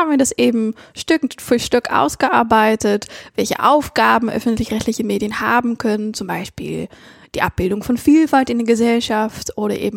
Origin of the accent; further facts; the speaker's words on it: Netherlands; ich natürlich spezifisch noch als Niederländerin, das war ganz interessant